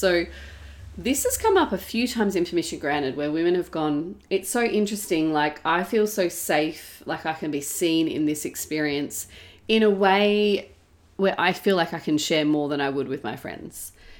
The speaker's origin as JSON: {"language": "English", "town": "Perth", "region": "Western Australia", "country": "Australia", "tie": "born or raised there", "lives_now": "Melbourne, Australia", "said": "so I grew up in Perth for most of my teenage years, and then I moved to Melbourne"}